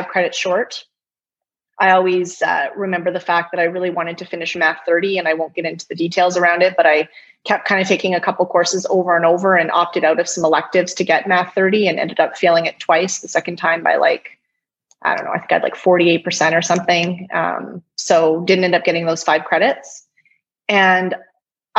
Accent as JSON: {"language": "English", "town": "Stony Plain", "region": "Alberta", "country": "Canada", "tie": "born or raised there", "also_born_or_lived": "Edmonton", "said": "I grew up in Stony Plain, small community, you know, kindergarten through grade 9 in the same school"}